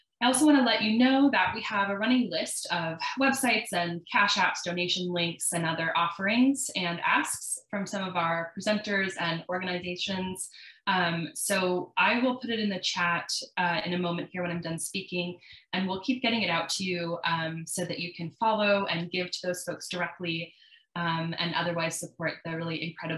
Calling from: Las Vegas, Nevada, United States; she, her. I'm calling in from Las Vegas, Nevada, which is land of the Southern Paiute people.

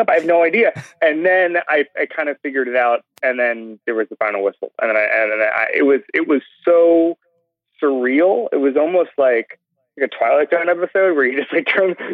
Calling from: Orlando, Florida, United States; I'm calling from Orlando.

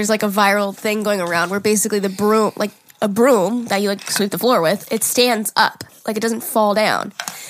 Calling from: Connecticut, United States; I'm from Connecticut. I'm 21, and my fiancé is 23.

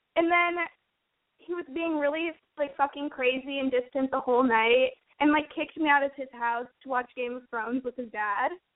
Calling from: Los Angeles, California, United States; I'm calling from

